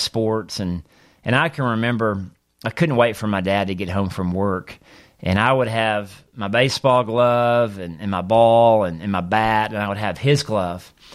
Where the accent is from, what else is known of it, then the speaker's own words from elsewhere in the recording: Mississippi, United States; as a young boy growing up in Mississippi